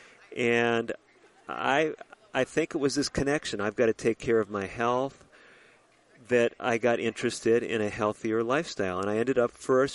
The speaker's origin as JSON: {"language": "English", "town": "Chicago", "region": "Illinois", "country": "United States", "tie": "born or raised there", "also_born_or_lived": "Minnesota", "moved": "as an adult", "said": "I was born in the Chicago area, lived in the Chicago area, and went away to school in Minnesota"}